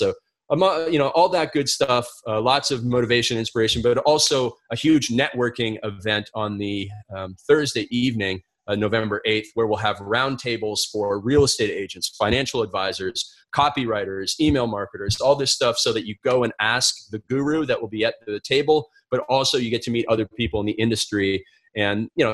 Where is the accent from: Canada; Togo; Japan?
Canada; moved away as an adult; also born or lived in because I'm Canadian; now in United States; I come from Canada and I have a visa to work in the United States